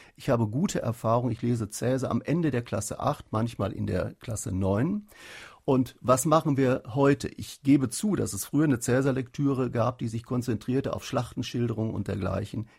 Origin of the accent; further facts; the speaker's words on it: North Rhine-Westphalia, Germany; in Nordrhein-Westfalen, wo ich herkomme